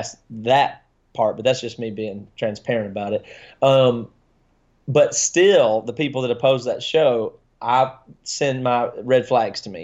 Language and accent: English; South Carolina, United States; I grew up in South Carolina